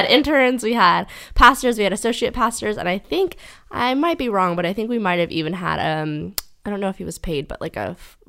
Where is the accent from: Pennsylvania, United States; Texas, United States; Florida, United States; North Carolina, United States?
Texas, United States; Dallas; moved away as an adult; growing up in the Bible Belt in Texas